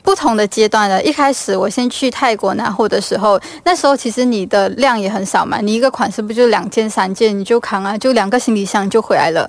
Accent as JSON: {"language": "Chinese", "country": "Malaysia", "tie": "born or raised there", "moved": "as an adult", "lives_now": "Singapore", "said": "我要离开我的家乡，回到新加坡工作的时候"}